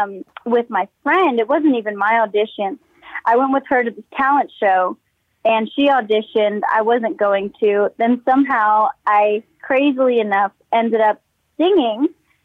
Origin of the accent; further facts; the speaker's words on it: Texas, United States; he gave me that chance to perform around my hometown and, you know, all over Texas.